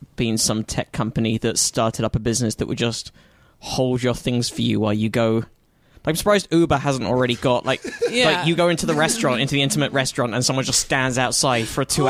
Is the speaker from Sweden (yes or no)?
no; London, United Kingdom; moved away; I grew up in London and I started out comedy in London.